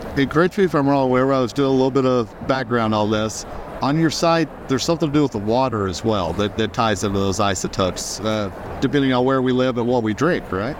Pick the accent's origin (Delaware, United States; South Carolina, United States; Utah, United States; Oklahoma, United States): Oklahoma, United States; I grew up in Oklahoma